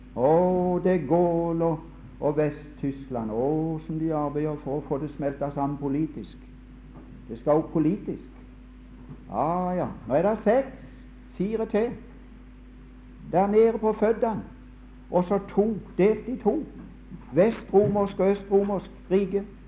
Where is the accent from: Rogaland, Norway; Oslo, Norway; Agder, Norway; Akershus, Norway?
Agder, Norway; Mosby; hjemme på Mosby under krigen